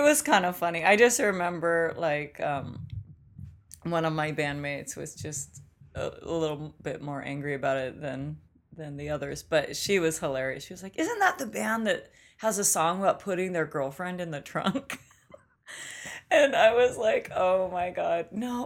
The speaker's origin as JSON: {"language": "English", "town": "Olympia", "region": "Washington", "country": "United States", "tie": "born or raised there", "also_born_or_lived": "New York", "moved": "as an adult", "lives_now": "Los Angeles, United States", "said": "growing up in Olympia"}